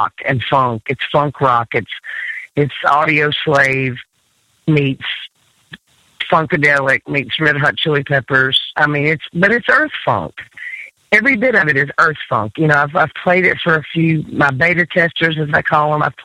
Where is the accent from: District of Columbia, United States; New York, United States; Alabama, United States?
Alabama, United States; Decatur; also born or lived in Nashville; now in Gulf Coast, United States; Decatur, which is my hometown